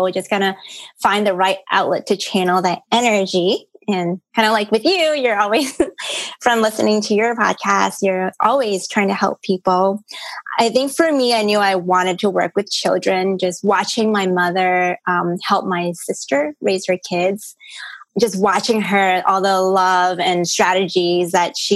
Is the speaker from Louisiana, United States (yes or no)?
no; North Carolina, United States; born or raised there; English is a second language; also born or lived in Hong Kong / New York City